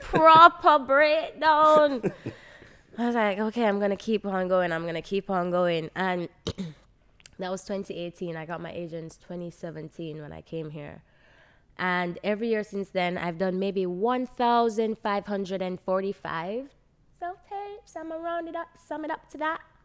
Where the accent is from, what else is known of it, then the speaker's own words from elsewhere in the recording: Jamaica; I was raised in Jamaica